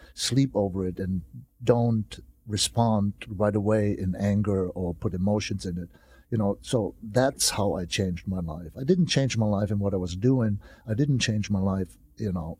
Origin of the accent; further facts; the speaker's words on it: Germany; moved away; my hometown, you know, is always my hometown in Germany